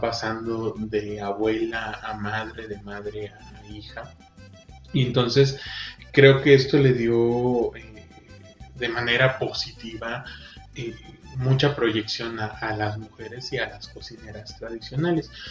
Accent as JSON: {"language": "Spanish", "region": "northern Mexico", "country": "Mexico", "said": "como buen norteño"}